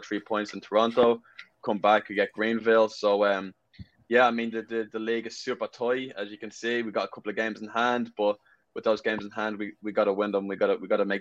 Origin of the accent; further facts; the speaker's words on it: Ireland; moved away as an adult; also born or lived in West Palm Beach, Florida / Pennsylvania; now in Madison, United States; growing up in Ireland, we played 5v5